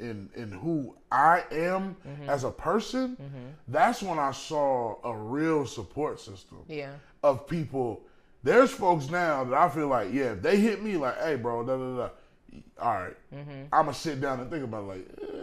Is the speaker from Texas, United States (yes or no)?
yes; Texas, United States; Hey, I'm from Texas, y'all.